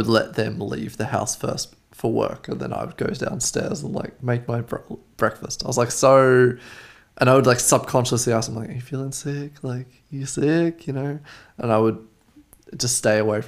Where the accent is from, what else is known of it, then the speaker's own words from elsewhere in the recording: Australia; I am from Australia